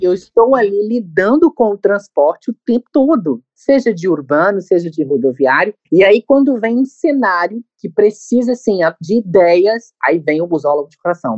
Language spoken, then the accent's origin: Portuguese; Governador Valadares, Minas Gerais, Brazil; da cidade de Governador Valadares, que é minha cidade natal